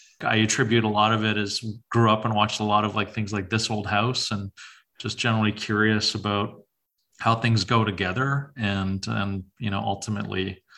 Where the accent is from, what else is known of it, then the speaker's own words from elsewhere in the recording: Winnipeg, Manitoba, Canada; St. James.